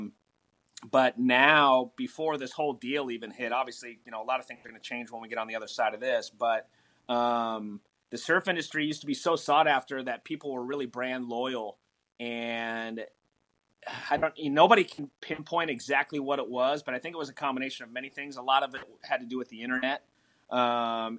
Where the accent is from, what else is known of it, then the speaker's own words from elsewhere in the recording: South Florida, United States; moved away; I grew up in South Florida. And as a kid, you know, I lived inland